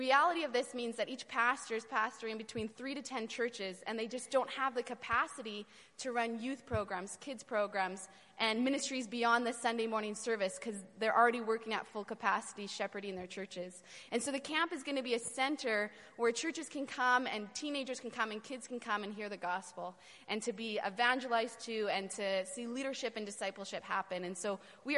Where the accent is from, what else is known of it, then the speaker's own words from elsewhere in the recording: Vancouver, British Columbia, Canada; moved away as an adult; now in Romania; I grew up in Vancouver, so I was not really in this sort of culture in Vancouver